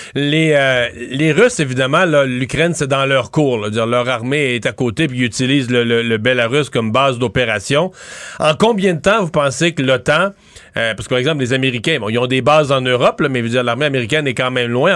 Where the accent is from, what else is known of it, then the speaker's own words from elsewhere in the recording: Canada; nous, au Canada